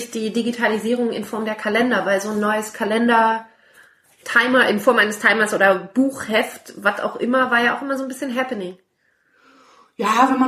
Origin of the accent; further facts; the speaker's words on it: Berlin, Germany; Wollte ich sagen, das ist als Berliner total